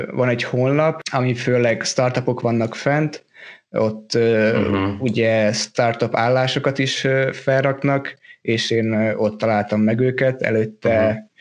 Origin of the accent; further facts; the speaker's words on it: Hungary; moved away as an adult; now in Denmark; Hát én ugye Magyarországról jöttem Dániába, körülbelül négy és fél éve ide jöttem tanulni